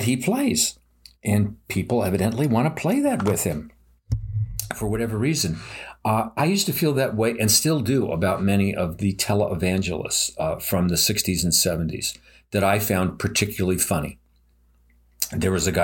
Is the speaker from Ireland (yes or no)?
no; United States; I'm an American. I love my country